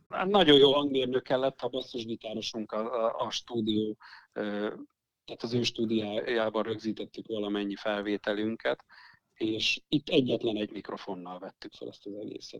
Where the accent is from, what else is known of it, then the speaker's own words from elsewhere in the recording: Eger, Heves, Hungary; minden tagunk egri, egri születésű, nagy részt itt élünk